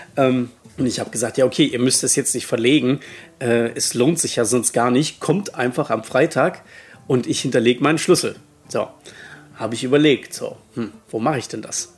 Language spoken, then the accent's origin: German; Saxony-Anhalt, Germany; moved away as an adult; also born or lived in Baden-Württemberg / Middle Franconia, Bavaria; wo ich herkomme in Sachsen-Anhalt, also gebürtig